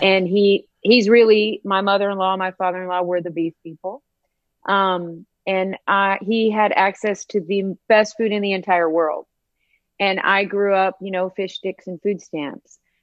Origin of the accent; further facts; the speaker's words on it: Northern Appalachian Mountains, United States; moved away; I was raised in the Northern Appalachian Mountains. I'm a um, Northern Appalachian hillbilly.